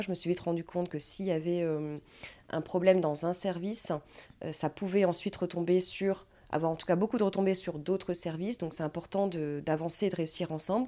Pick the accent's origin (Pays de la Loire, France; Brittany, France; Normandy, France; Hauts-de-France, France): Hauts-de-France, France; Dunkirk; also born or lived in Lille; je viens de Dunkerque. Je suis née à Dunkerque